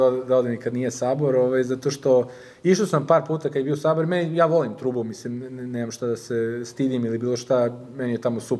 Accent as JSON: {"language": "Croatian", "town": "Subotica", "region": "Vojvodina", "country": "Serbia", "also_born_or_lived": "Canada", "moved": "yes", "lives_now": "Belgrade, Serbia", "said": "ja kad sam došao ovde, ja bukvalno nikog nisam znao u Beogradu. Ja sam iz Subotice, znači Beograd nikad nisam živeo, došao sam ovde"}